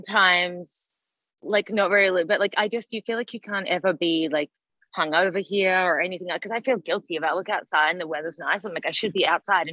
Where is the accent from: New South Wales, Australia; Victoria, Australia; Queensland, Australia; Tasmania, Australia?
Victoria, Australia; Melbourne; accent: Australian; moved away as an adult; now in Los Angeles, United States; I'm from Melbourne. Well, I grew up like in a small town, but I lived in the city in Melbourne